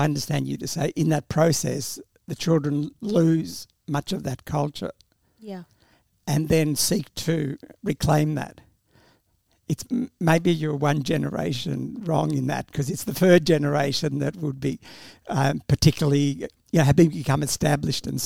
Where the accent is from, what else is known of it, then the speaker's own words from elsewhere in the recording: Australia; English is a second language; I came to Australia as an 8-year-old and in that period started school without any sort of support